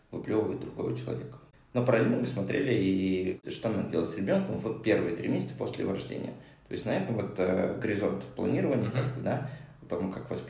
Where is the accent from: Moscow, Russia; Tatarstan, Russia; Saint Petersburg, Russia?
Moscow, Russia; moved away as an adult; also born or lived in Hong Kong / Japan; now in Cyprus; Я родился в Москве, а, где прожил до 26 лет.